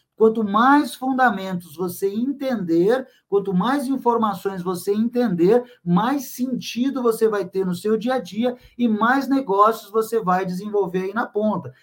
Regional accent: São Vicente, São Paulo, Brazil; Eu sou natural da cidade de São Vicente, lá no litoral de São Paulo

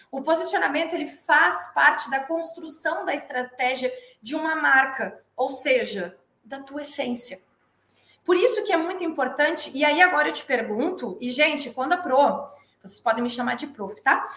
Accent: Porto Alegre, Rio Grande do Sul, Brazil; moved away as an adult; also born or lived in Bagé / São Paulo; Eu sou natural de Bagé, Rio Grande do Sul. Sou criada em Porto Alegre, só nasci em Bagé, toda a minha criação foi em Porto Alegre.

